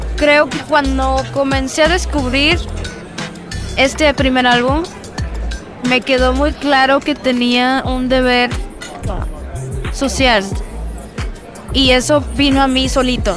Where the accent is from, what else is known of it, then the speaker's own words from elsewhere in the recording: Mexico; como decimos en México